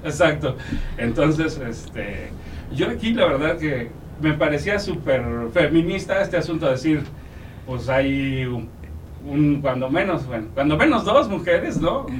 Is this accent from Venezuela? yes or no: no; Mexico; como mexicanos